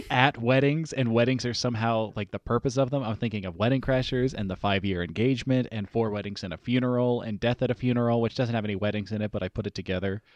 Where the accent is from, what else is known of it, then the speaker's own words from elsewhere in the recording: East Coast, United States; we are all from the East Coast